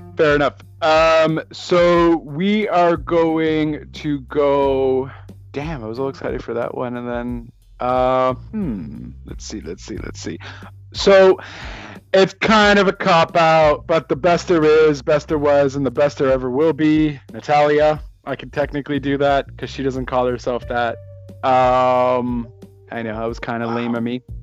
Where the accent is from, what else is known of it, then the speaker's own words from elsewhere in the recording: Montreal, Quebec, Canada; I'm from Montreal